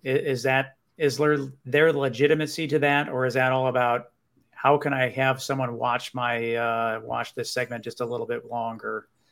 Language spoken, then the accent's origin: English; Buffalo, New York, United States; I grew up in the Buffalo, New York